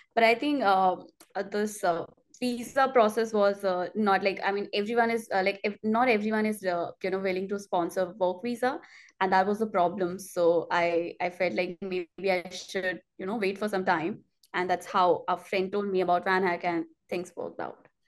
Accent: India; moved away as an adult; now in Montreal, Canada; I'm from India

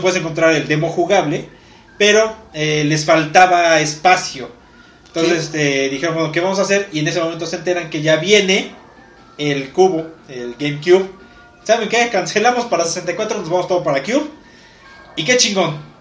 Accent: Mexico; tú te quedas como mexicano

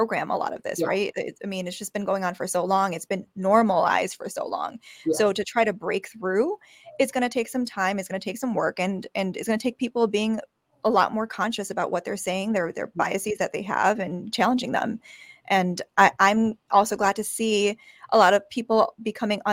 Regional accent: Chicago, Illinois, United States; I was born in Chicago

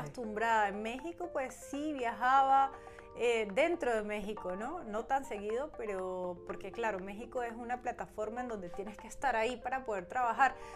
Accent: Venezuela; now in Germany; como buena venezolana

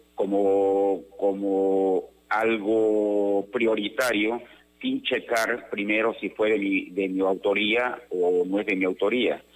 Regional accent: Tabasco, Mexico; soy tabasqueño y porque amo a Tabasco

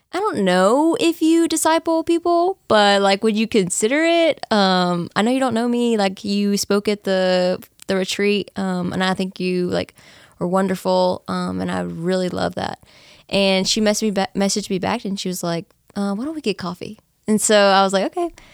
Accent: Nacogdoches, Texas, United States; I was born and raised in Nacogdoches, so I've been here

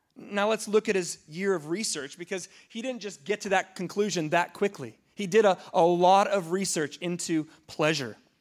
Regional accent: United States; as an American

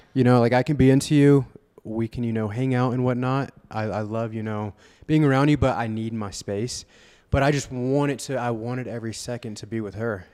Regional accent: Vero Beach, Florida, United States; I'm from Vero Beach, Florida

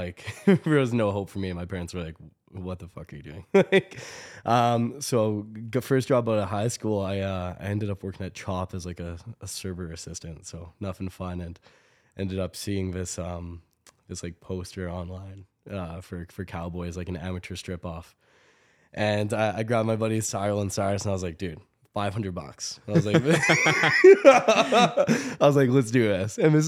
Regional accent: Toronto, Ontario, Canada; born there; now in Calgary, Canada; I was born in Toronto, moved to Calgary about 15 years ago

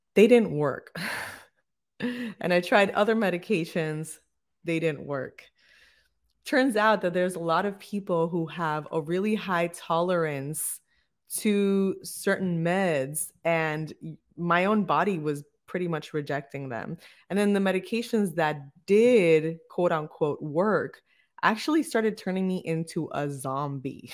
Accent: Bayamón, Puerto Rico; We were actually born and raised in the same city in Bayamón

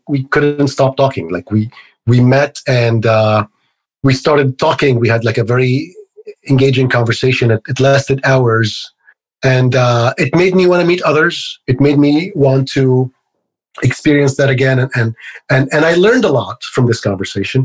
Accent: Egypt; moved away as an adult; now in United States; I grew up in Egypt. So I moved to the United States when I was about 23, 24

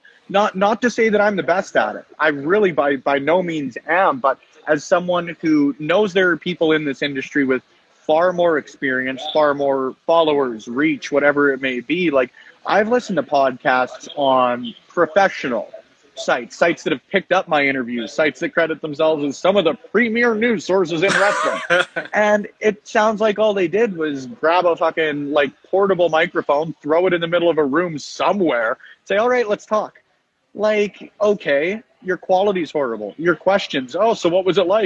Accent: Edmonton, Alberta, Canada; I'm from Edmonton

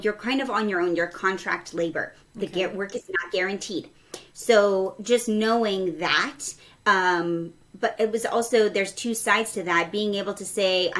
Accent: New Mexico, United States; moved away as an adult; also born or lived in Texas / Seattle, Washington; So I was born in Texas and shortly moved to New Mexico. I think I was 3. So I was pretty much raised in New Mexico exclusively

